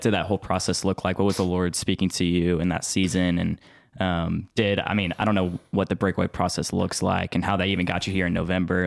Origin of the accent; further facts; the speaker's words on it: Spring, Texas, United States; I'm from Spring